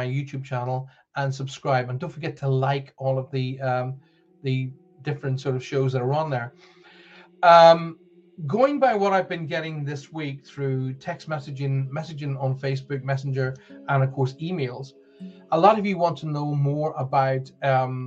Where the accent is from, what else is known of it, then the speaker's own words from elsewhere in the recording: Northern Ireland, United Kingdom; accent: Northern Ireland; my Northern Ireland accent